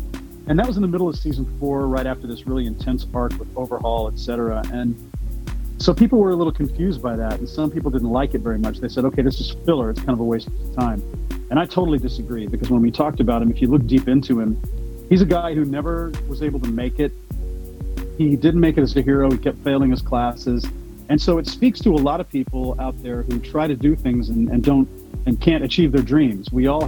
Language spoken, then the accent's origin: English; Louisiana, United States; I'm French Cajun, and I do accents, and my whole extended family's from Louisiana, so we're all French Cajun.